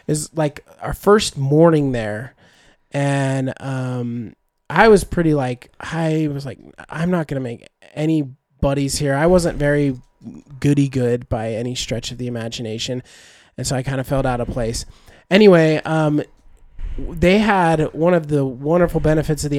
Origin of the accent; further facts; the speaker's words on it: Utah, United States; we're from Utah, and me and Jeremy both served missions for the LDS Church.